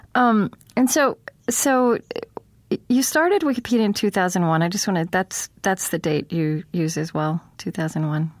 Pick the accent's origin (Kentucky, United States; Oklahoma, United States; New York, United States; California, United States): Oklahoma, United States; moved away; also born or lived in United Kingdom; I grew up in Oklahoma